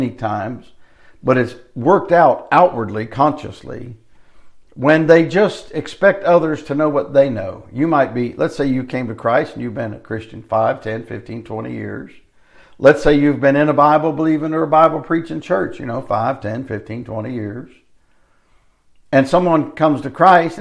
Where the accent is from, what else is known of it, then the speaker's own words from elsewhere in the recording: United States; I live here in the United States as an American